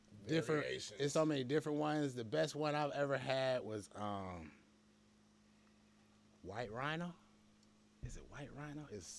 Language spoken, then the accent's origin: English; Hinesville, Georgia, United States; born there; also born or lived in New York; I was born in Hinesville.